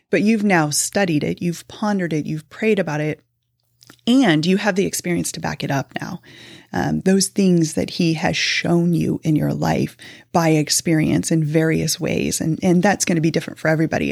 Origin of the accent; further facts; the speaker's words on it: Kansas City, United States; moved away as an adult; also born or lived in Fishers, Indiana; we were actually born and raised in Kansas City, um, lived there for the majority of my life